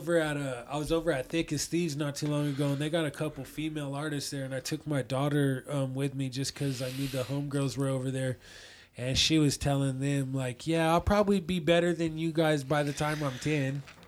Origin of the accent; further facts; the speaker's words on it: Thornton, Colorado, United States; moved away as an adult; also born or lived in Los Angeles, California; I grew up in Thornton.